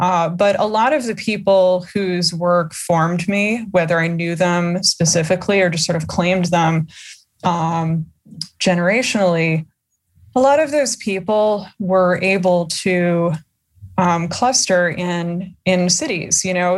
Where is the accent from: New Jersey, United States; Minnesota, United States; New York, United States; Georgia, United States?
New Jersey, United States; I am from Jersey